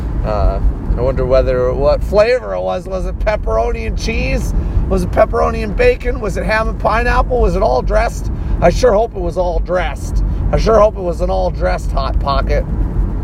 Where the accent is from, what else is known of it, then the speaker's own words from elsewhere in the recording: Canada; now in Saskatoon, Canada; It's part of being Canadian.